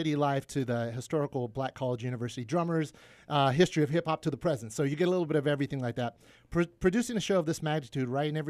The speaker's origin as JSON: {"language": "English", "region": "California", "country": "United States", "tie": "born or raised there", "said": "You know, growing up in the Kern County school system, I didn't, you know, you're right."}